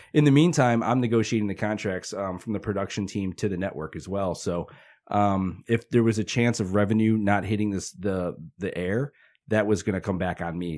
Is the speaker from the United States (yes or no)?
yes; Hammond, Indiana, United States; also born or lived in St. John, Indiana / Westville, Indiana; I grew up in Hessville until about eighth grade, and then I moved to Saint John from about my freshman year